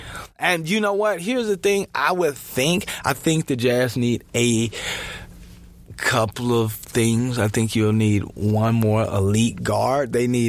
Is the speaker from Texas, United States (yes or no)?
yes; Houston, Texas, United States; also born or lived in Salt Lake City, Utah; now in Utah, United States; I'm from Houston